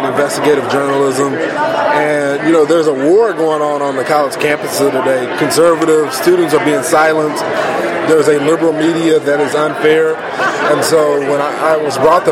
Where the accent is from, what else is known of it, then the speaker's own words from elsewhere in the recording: Dallas, Texas, United States; moved away as an adult; I've been in Texas my whole life. I was born and raised in Dallas.